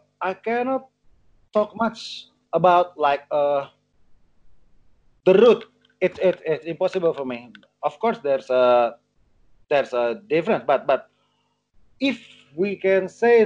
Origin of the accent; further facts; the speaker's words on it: North Sumatra, Indonesia; English is a second language; So it's like habit for because like my culture, I'm from Batak and my mother is from Ambon.